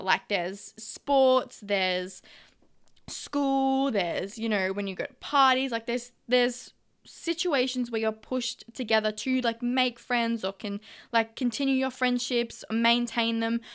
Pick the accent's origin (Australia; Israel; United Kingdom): Australia; Melbourne, Victoria; moved away as an adult; now in Gold Coast, Australia; I am an original Melbourne girl, but I've moved up to the Gold Coast